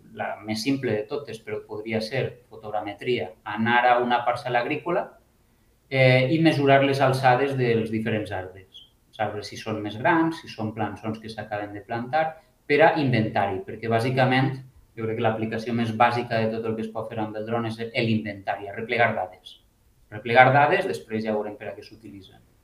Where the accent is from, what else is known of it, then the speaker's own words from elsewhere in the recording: Alicante, Valencian Community, Spain; moved away; vinc d'Alacant